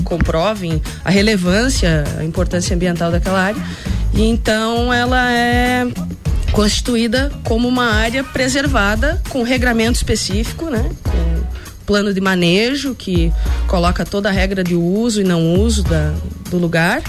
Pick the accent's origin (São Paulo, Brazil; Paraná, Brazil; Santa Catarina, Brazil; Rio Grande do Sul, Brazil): Santa Catarina, Brazil; Anita Garibaldi; moved away as an adult; now in Lages, Brazil; eu sou anitense, sou natural de Anitta Garibaldi, aqui pertinho de Lages